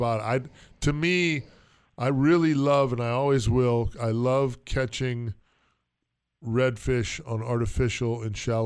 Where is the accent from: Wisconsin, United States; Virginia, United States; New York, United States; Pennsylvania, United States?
Wisconsin, United States; We did a lot of bluegill fishing up in Wisconsin, too, when I grew up.